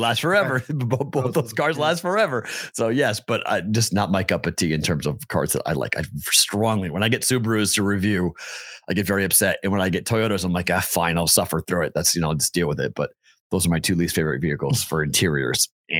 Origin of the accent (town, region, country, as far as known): Massachusetts, United States; born or raised there; moved away